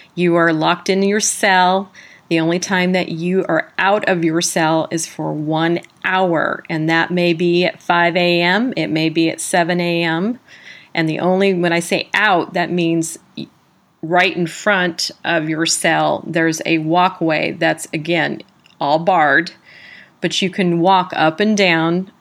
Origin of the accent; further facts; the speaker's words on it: San Diego, California, United States; also born or lived in South Carolina; now in California, United States; I was from San Diego, California, I did my halfway house in South Carolina